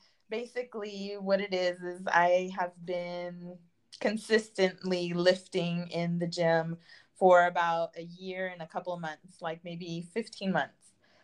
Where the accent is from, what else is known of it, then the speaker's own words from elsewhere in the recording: California, United States; And I'm from Southern California.